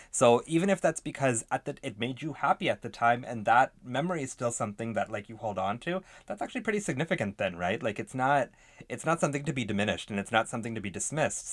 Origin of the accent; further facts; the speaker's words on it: Canada; proud to be canadian